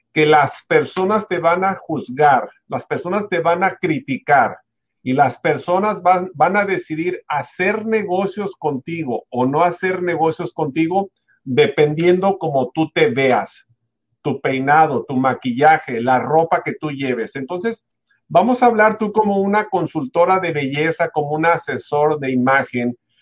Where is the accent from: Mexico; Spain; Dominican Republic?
Mexico; en México yo soy mexicano